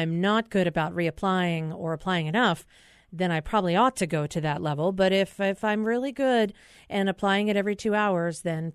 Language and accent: English; East Coast, United States; growing up in the East Coast